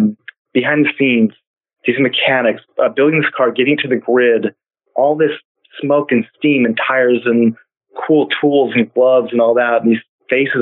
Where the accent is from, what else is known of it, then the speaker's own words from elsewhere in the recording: Fresno, California, United States; moved away as an adult; also born or lived in New York; I was born in Fresno, California. And like my block had probably half a dozen Mustangs on it